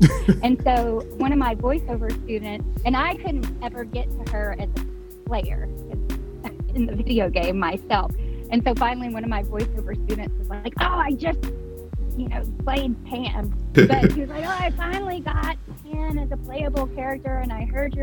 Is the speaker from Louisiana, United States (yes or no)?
yes; northeast Louisiana, United States; moved away as an adult; now in Dallas, United States; I grew up in Louisiana